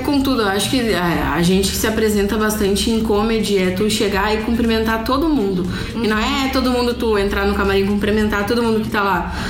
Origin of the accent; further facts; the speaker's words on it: Rio Grande do Sul, Brazil; a gente é gaúcho